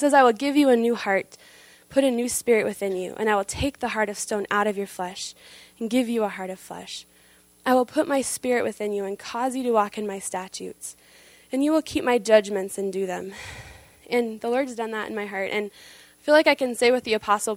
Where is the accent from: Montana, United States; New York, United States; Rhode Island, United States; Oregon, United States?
Montana, United States; also born or lived in Susanville, California; I grew up in Montana the last 10 years, but was born in California, a little town, Susanville, not well known.